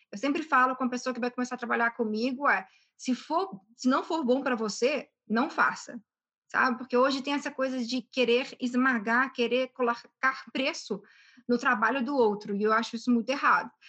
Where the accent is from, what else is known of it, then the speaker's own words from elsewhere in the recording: Belo Horizonte, Minas Gerais, Brazil; moved away; eu nasci em BH, fui criada aqui em, em Minas, mas ao mesmo tempo durante um período da minha vida, eu morei fora